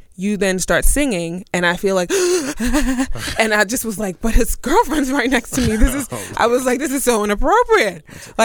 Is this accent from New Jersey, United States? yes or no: no; Brooklyn, New York, United States; we both were born and raised in Brooklyn.